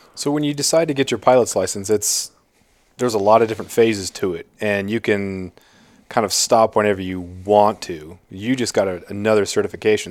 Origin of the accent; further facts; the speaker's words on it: Prince of Wales Island, Alaska, United States; growing up on Prince of Wales